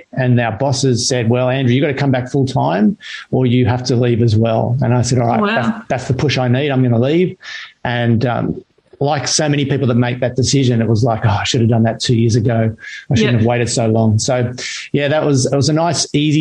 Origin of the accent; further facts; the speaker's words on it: Sydney, New South Wales, Australia; moved away as an adult; also born or lived in Canberra / Ballina; now in Central Coast, Australia; growing up in Mona Vale and before that Ballina, I learned to surf.